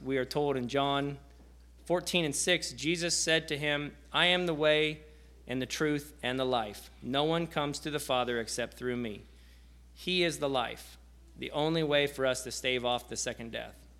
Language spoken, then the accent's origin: English; near Osage City, Kansas, United States; I'm from Section, which is uh, just outside of Osage City, so about 30 miles southwest of Topeka